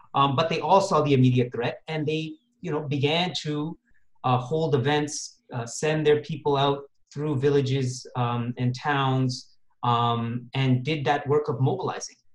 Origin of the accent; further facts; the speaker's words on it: Toronto, Ontario, Canada; also born or lived in Moga district, Punjab; I was born in Toronto actually and grew up in the West